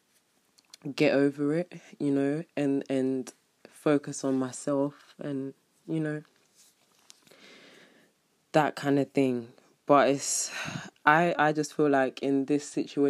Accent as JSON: {"language": "English", "region": "London", "country": "United Kingdom", "said": "I'm from London"}